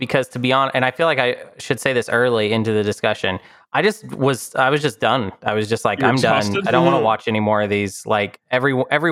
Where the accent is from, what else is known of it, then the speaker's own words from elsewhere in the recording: Arkansas, United States; I'm from Arkansas